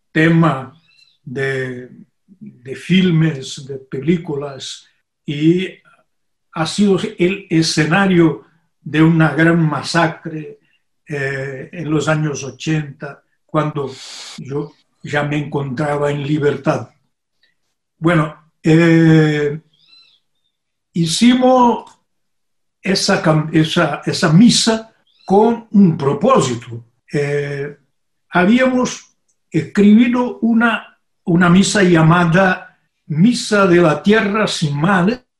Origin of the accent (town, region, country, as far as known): Brazil; also born or lived in Brasília